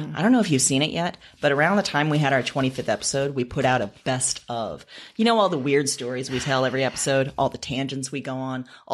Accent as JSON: {"language": "English", "region": "Iowa", "country": "United States", "also_born_or_lived": "Chicago", "said": "we are from Iowa."}